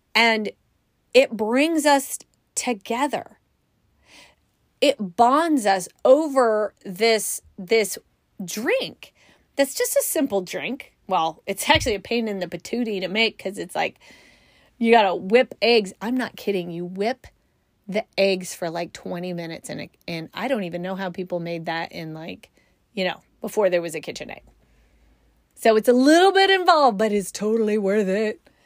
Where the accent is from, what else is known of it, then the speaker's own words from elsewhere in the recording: California, United States; moved away; also born or lived in Midwest; I grew up in California